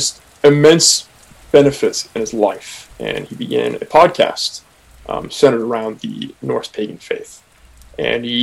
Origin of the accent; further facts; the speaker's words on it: Oakland, California, United States; I'm from Oakland